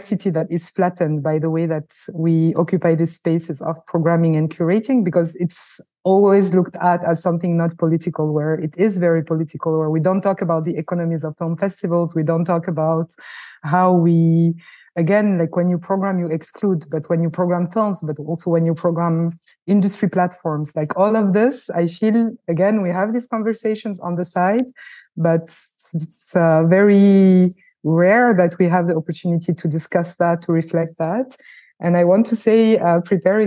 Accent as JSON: {"language": "English", "country": "France", "tie": "born or raised there", "said": "I was born in France. I was shaped also by a French and Francophone culture, first and foremost."}